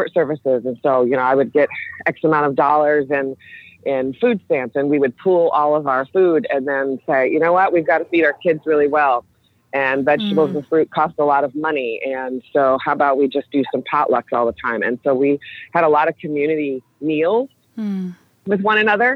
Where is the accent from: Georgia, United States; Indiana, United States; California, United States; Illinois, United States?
Illinois, United States; Chicago; also born or lived in Springfield, Illinois; I grew up in Chicago and then was doing my teaching in Springfield